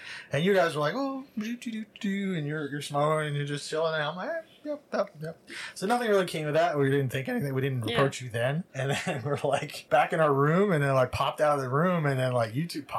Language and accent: English; New Jersey, United States; And I was like, yeah, me too.